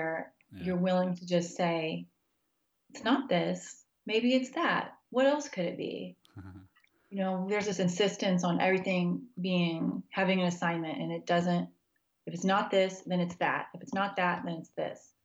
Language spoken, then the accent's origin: English; United States; moved away as an adult; also born or lived in Texas / Kansas / New Mexico; now in Charlottesville, United States; I grew up in Texas and Kansas, and I finished undergrad in New Mexico.